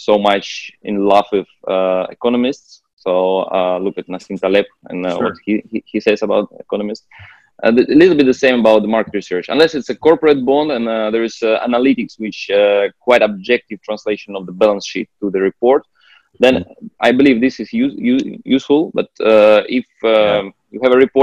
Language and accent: English; Russia; moved away; I was originally from Russia